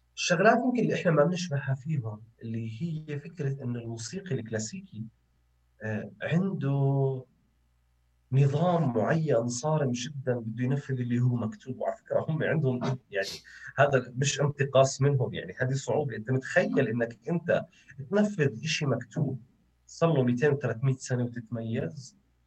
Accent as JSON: {"language": "Arabic", "country": "Jordan", "said": "إحنا كأردنيين"}